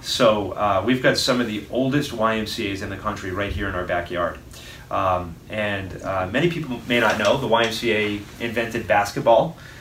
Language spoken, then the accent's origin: English; Fall River, Massachusetts, United States; also born or lived in Westport, Massachusetts; I grew up in Westport and Fall River, mm-hmm. Um, split time between both.